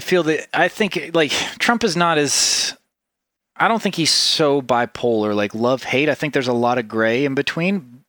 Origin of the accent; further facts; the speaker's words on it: Tennessee, United States; also born or lived in Ubud, Bali; I grew up, I grew up in Tennessee